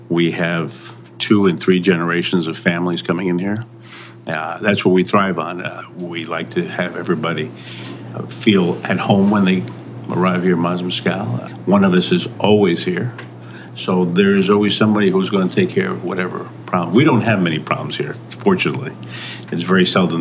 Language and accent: English; New York, United States; also born or lived in Mazatlan, Mexico; I was born in New York